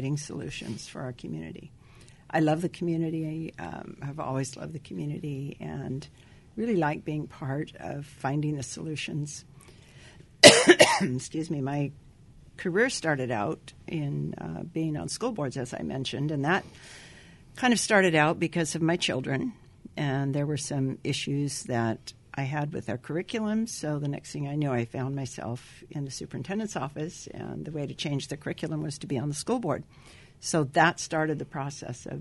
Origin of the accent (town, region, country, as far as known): Whittier, California, United States; born or raised there; also born or lived in Midwest